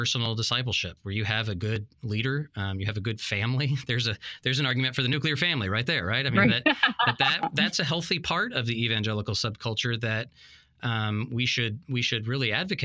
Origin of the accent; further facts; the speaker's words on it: Texas, United States; I was born in Texas